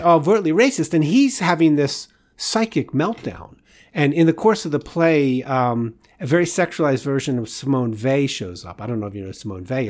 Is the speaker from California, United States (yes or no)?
no; Washington, District of Columbia, United States; moved away as an adult; also born or lived in Boston; I'm from Washington D.C. area